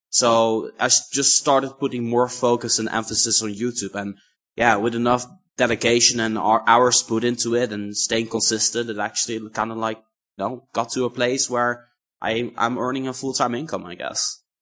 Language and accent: English; Netherlands; I'm from the Netherlands